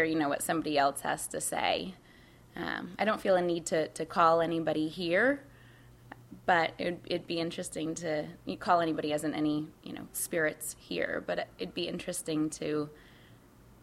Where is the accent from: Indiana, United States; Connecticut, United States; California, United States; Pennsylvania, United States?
Connecticut, United States; now in New York City, United States; The town that I grew up in Connecticut, has more dead people than alive people